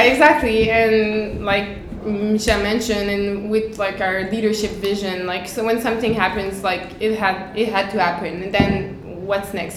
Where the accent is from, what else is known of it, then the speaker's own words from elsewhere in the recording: Montreal, Quebec, Canada; we're from Montreal, and I'm I've been working in Quebec City for uh, for five years